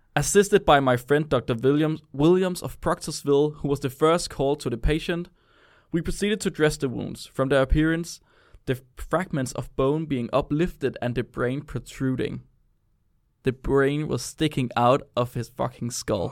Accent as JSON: {"language": "English", "country": "Denmark", "said": "I'm from Jylland"}